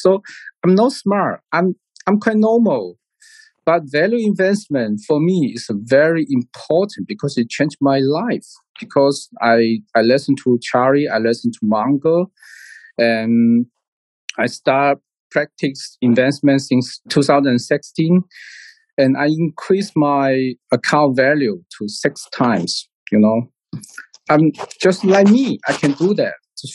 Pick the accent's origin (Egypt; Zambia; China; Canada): China; Hainan Island; English is a second language; also born or lived in Lanzhou / United Kingdom / Singapore; I was born in Hainan Island